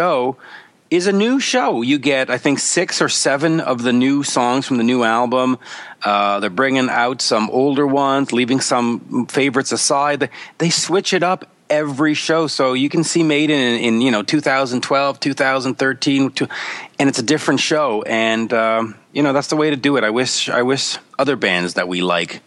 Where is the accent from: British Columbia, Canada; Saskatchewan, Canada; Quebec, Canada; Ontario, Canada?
Quebec, Canada; Montreal; here's a band doing something in my hometown